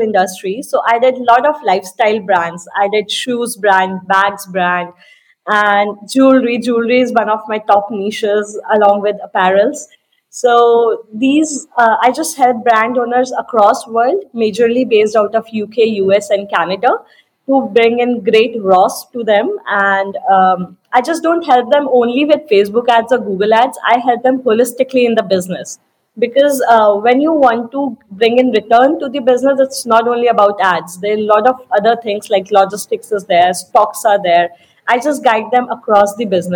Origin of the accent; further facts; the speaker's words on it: India; I'm from India, residing in the foothills of Himalayas